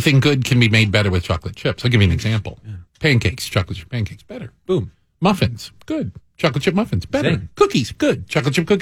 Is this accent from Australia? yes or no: no; Tucson, Arizona, United States; now in Chicago, United States; I grew up in Tucson, Arizona